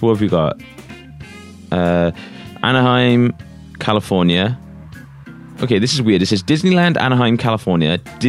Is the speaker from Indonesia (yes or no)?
no; Wales, United Kingdom; I'm born and raised here.